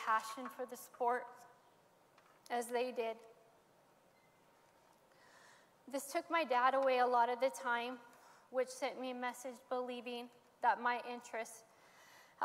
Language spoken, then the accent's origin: English; Modesto, California, United States; I was born in Modesto, and I grew up in a home of dysfunction